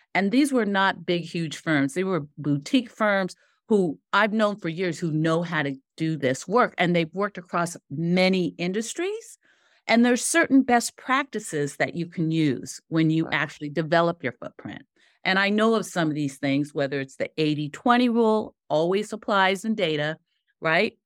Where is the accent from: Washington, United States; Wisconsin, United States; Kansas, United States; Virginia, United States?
Washington, United States; Seattle; I grew up in Seattle, Tacoma area